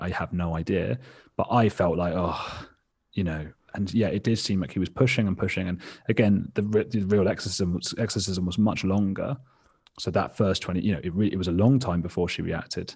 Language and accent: English; England, United Kingdom; I had a really sheltered existence, like, like most people growing up in England.